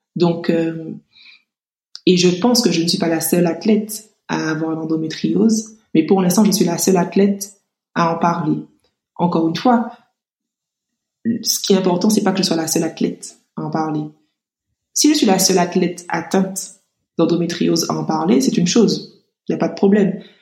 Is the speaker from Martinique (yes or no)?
yes; Martinique; also born or lived in Metropolitan France; now in France; je suis martiniquaise